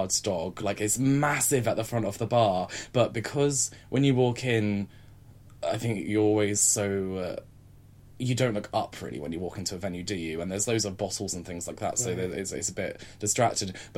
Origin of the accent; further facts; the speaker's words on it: Southampton, South East England, United Kingdom; now in London, United Kingdom; I come from Southampton